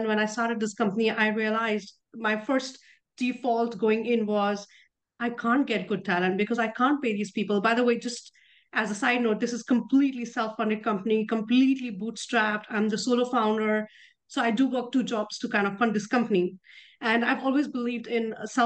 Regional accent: India; moved away as an adult; also born or lived in Europe / Netherlands; I grew up in India, but I've lived as much out of India, especially in Europe, as in India

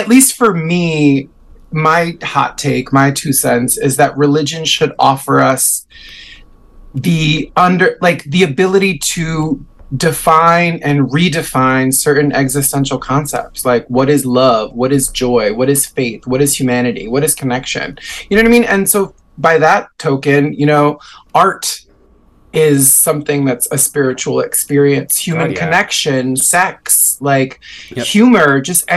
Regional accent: New York, United States; I was raised in New York, but my family is like 100% Puerto Rican

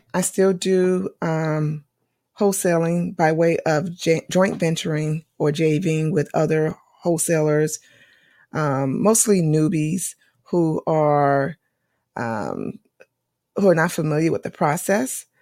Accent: North Carolina, United States; North Carolina because thi-, this is my home state

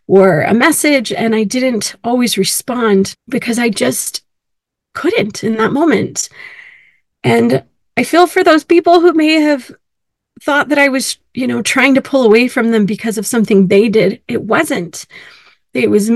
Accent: California, United States; also born or lived in Illinois; now in Utah, United States; I grew up in California

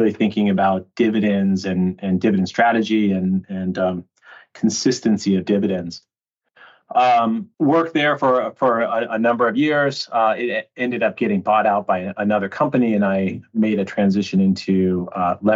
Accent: Reno, Nevada, United States; I grew up in the Western US in a city called Reno, Nevada, which is like right outside of Lake Tahoe

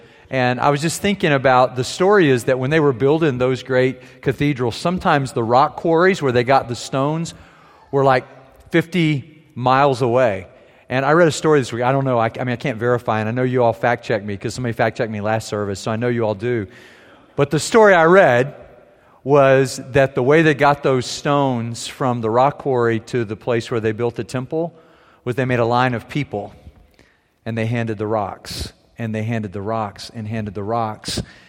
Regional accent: Germany; Growing up in Germany, I was in little villages, I was in medium-sized towns, I was in big cities, and they all have those.

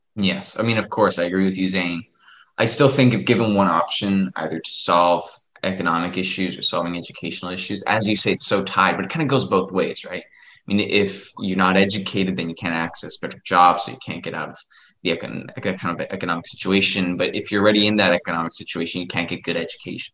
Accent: Ecuador; I'm from Ecuador, so we would be considered a a um, developing country

